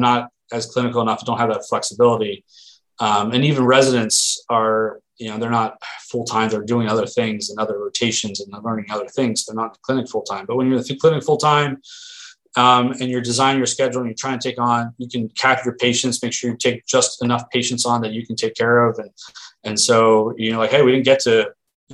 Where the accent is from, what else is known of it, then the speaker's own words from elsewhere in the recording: Philadelphia, Pennsylvania, United States; moved away as an adult; also born or lived in Erie, Pennsylvania / Oregon; now in Portland, United States; I'm from the East Coast, around Philly, and I tend to talk fast